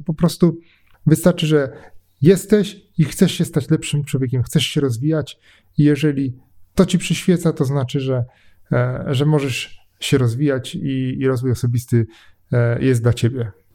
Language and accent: Polish; Poznań, Greater Poland, Poland; jestem z Poznania, jestem trochę sknerą, taką poznańską